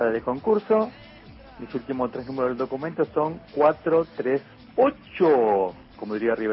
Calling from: Loma del Mirador, Buenos Aires Province, Argentina; Hola, muy buenas noches. … soy de Loma de Mirador.

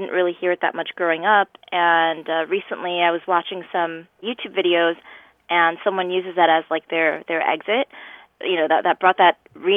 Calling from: New York City, New York, United States; I am calling from New York City

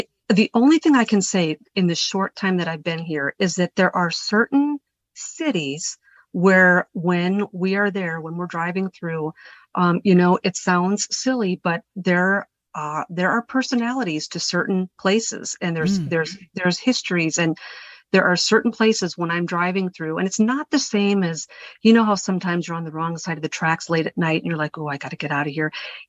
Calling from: the Ozarks, United States; I am calling you deep from within the trenches of the Ozark Mountains.

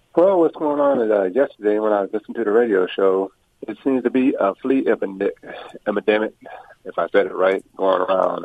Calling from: Orange County, California, United States; I'm calling from Orange County, California

